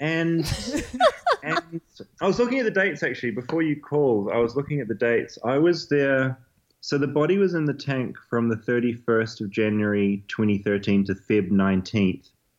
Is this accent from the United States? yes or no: no; New Zealand; I'm a journalist from New Zealand.